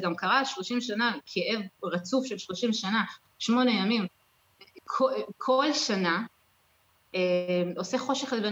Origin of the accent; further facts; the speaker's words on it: New York, United States; now in Israel; אנחנו לא באנו ממשפחה חב"דית, אנחנו כן היינו בקהילה בניו יורק